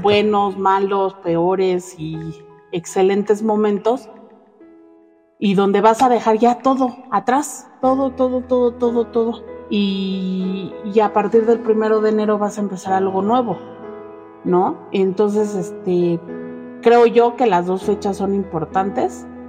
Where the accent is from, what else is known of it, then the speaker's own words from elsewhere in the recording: Mexico; La mayoría, yo creo, de los mexicanos somos fieles creyentes de la Virgen